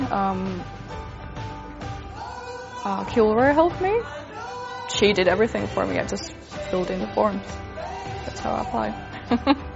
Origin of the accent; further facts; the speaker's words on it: Finland; moved away as an adult; now in Australia; I'm from Finland and it's a cold country